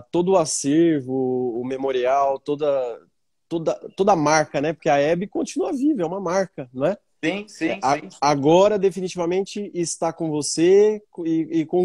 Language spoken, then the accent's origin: Portuguese; Bauru, São Paulo, Brazil; Eu sou de Bauru.